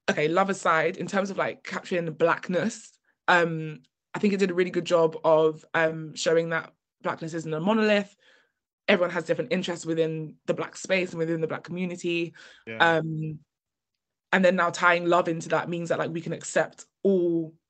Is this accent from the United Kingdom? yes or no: yes; United Kingdom; we are British